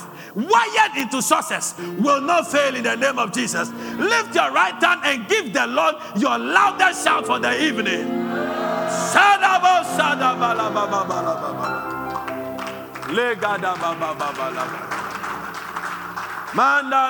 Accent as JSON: {"language": "English", "town": "Accra", "region": "Greater Accra", "country": "Ghana", "tie": "born or raised there", "also_born_or_lived": "Sakumono", "said": "I was born in Kaneshi."}